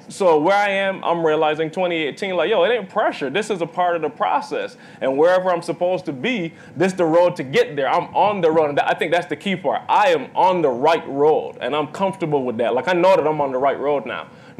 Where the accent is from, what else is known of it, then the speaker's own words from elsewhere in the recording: Bridgetown, Saint Michael, Barbados; now in United States; I'm from Barbados, Bridgetown, Barbados. Like my parents, Seventh-day Adventist Christian home.